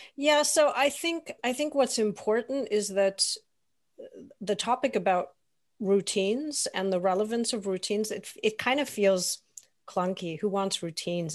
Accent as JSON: {"language": "English", "town": "Toronto", "region": "Ontario", "country": "Canada", "tie": "born or raised there", "moved": "yes", "lives_now": "Germany", "said": "I grew up in Toronto."}